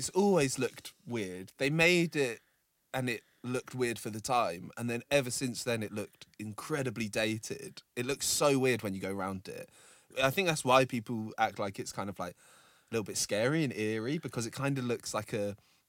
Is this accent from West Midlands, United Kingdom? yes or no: no; Milton Keynes, South East England, United Kingdom; we are from Milton Keynes.